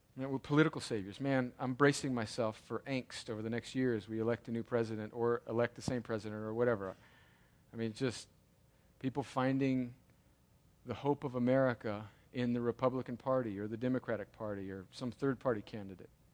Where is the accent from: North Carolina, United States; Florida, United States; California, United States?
California, United States; now in Georgia, United States; I grew up in California in the seventies